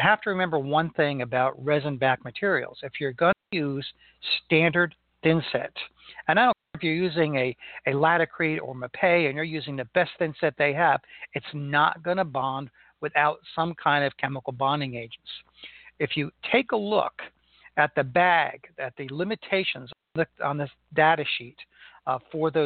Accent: Melbourne, Florida, United States; here in Melbourne, Florida, my hometown

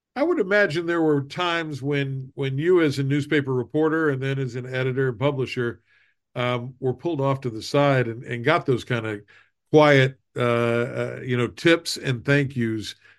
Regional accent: Southern West Virginia, United States; you and I grew up in Southern West Virginia

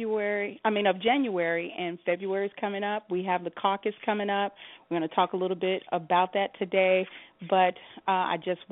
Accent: Illinois, United States; now in Nevada, United States; I'm from Illinois

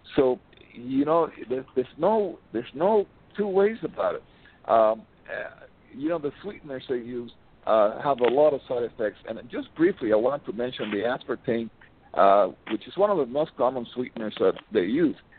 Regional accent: Miami, Florida, United States; I'm from Miami

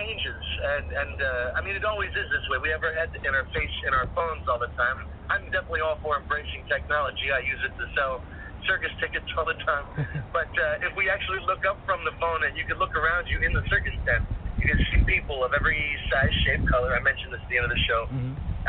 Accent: New York, United States; I grew up near New York City wanting to be in a Broadway show.

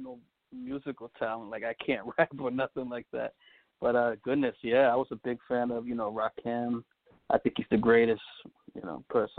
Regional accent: Providence, Rhode Island, United States; also born or lived in South Bronx, New York; I was born in Providence, Rhode Island, 1981. Just recently had a birthday, turned 40.

